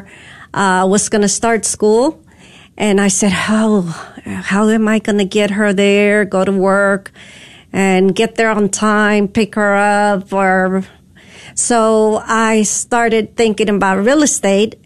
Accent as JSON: {"language": "English", "town": "Dallas", "region": "Texas", "country": "United States", "tie": "born or raised there", "said": "I grew up here in Dallas"}